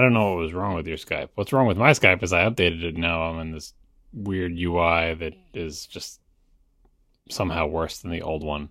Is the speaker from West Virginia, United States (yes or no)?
no; New York, United States; I say water fountain because I'm from New York